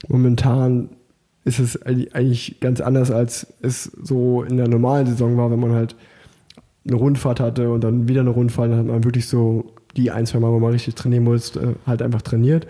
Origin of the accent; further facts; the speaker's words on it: Unna, North Rhine-Westphalia, Germany; moved away as an adult; now in Cologne, Germany; ich komme ja eigentlich gebürtig aus Unna